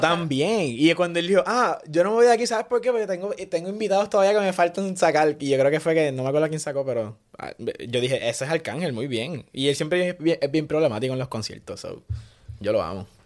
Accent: Puerto Rico; now in Santurce, Puerto Rico; somos boricuas

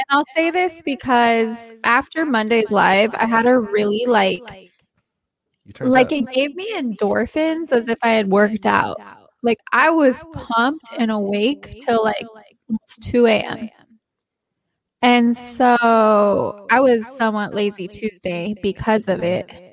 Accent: Southern California, United States; I am also from Southern California.

